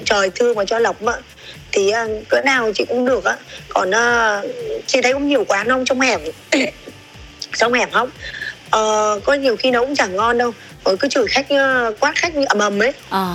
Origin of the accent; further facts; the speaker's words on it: Thái Bình, Vietnam; moved away; also born or lived in southern Vietnam; em là người bắc ừ. thì em ờ, người thái bình cơ ờ, xong rồi cái um, gia đình em chuyển